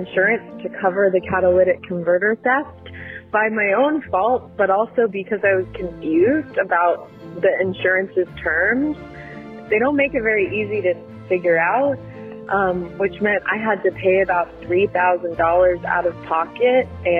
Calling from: Oakland, California, United States; I'm calling from Oakland, California.

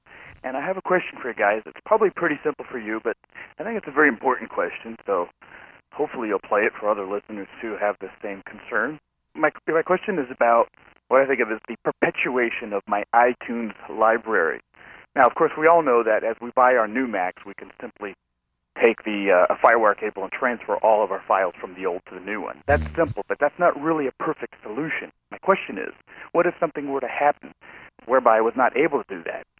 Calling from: Los Angeles, California, United States; I'm calling from Los Angeles.

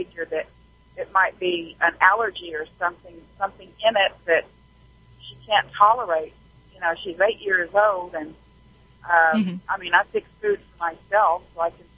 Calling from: Arkansas, United States; Well, I'm in Arkansas right now. I'm a truck driver.

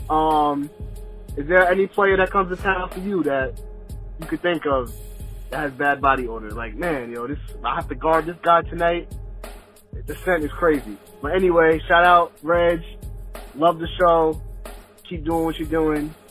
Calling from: Long Island, New York, United States; Name's …, longtime listener. I'm from Long Island.

